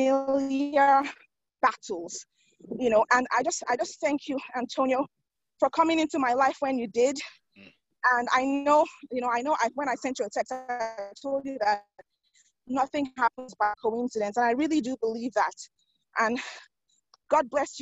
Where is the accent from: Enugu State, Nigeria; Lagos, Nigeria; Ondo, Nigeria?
Lagos, Nigeria; I was born and raised in Lagos, Nigeria.